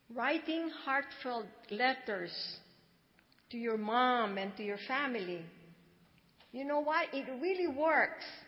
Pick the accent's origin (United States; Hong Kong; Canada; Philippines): Philippines; moved away; I was born in the Philippines 78 years ago.